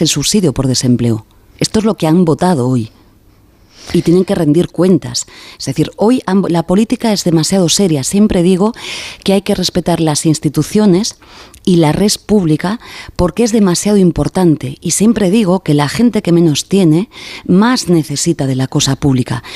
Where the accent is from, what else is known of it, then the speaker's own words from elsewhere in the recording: Baiona, Galicia, Spain; desde mi tierra, desde Galicia, desde Bayona